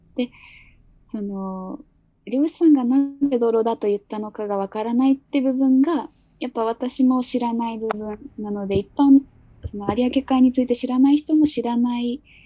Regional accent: Nagasaki, Japan; 私が出身が長崎県なので

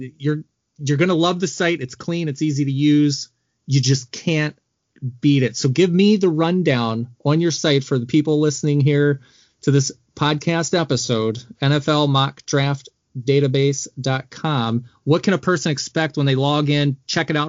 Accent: Baltimore, Maryland, United States; now in Wisconsin, United States; I'm from Baltimore

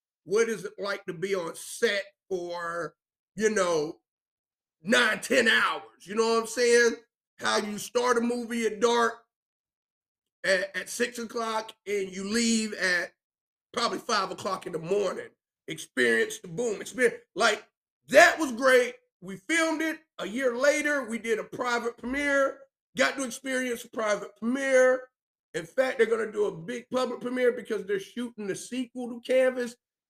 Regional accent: Spartanburg, South Carolina, United States; I could have said, I'm from Spartanburg, South Carolina.

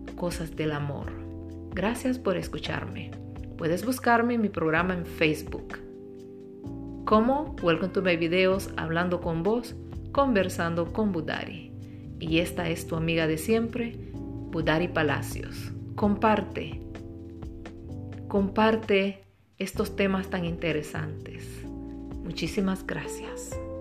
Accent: Honduras; soy de Honduras

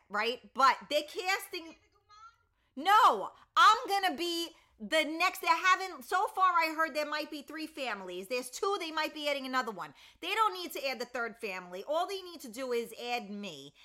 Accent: New York City, New York, United States; also born or lived in Westchester, New York; I grew up in the Bronx

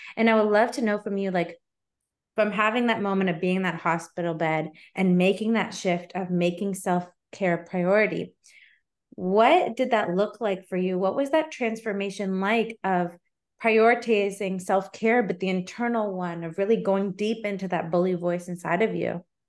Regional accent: Canada; as a Canadian

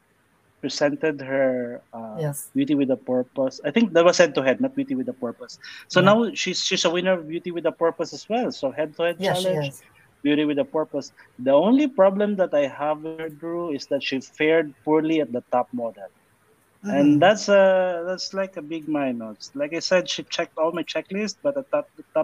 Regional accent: Philippines; I'm from the Philippines

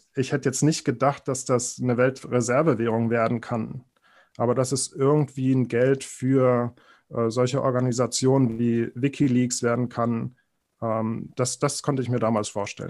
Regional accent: Berlin, Germany; ich bin in Berlin aufgewachsen

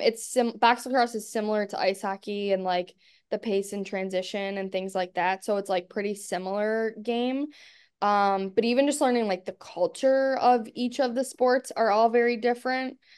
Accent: Buffalo, New York, United States; also born or lived in Arkansas; now working for my hometown team, it's, like, pretty crazy and cool, um, to be in the position with my hometown team, especially in a place like Buffalo

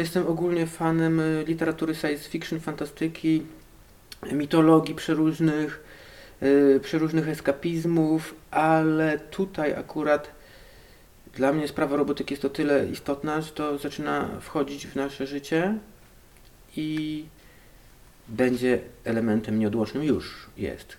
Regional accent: Hajnówka, Podlaskie Voivodeship, Poland; moved away as an adult; also born or lived in Białystok / Knyszyn; Pochodzę z e, galaktyki NGC 7332, planeta Zordax, a tłumacząc na język polski, hajnówka, Puszczą

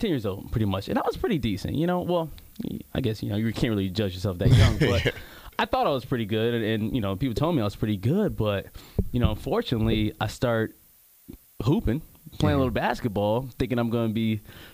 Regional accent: Michigan, United States; now in Tampa, United States; we probably the only two brothers from Michigan down here in Tampa, Florida

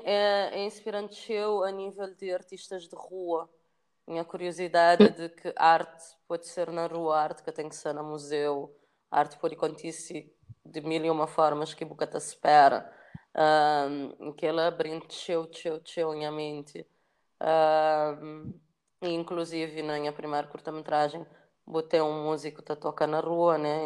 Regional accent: São Vicente, Cape Verde; moved away as an adult; also born or lived in Paris, France / Luanda, Angola; nasci na São Vicente

